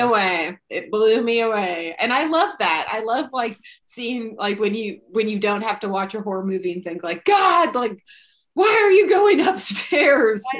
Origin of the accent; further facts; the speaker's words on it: near Modesto, California, United States; a town adjacent to my hometown